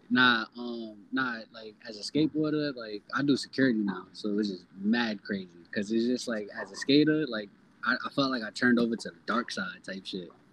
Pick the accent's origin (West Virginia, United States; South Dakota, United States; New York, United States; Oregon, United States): New York, United States; New York City; also born or lived in Harlem / Jamaica, Queens / Brooklyn / Pennsylvania; I'm Harlem born and Bronx raised, but like I'm a New Yorker because I live damn near everywhere in New York City.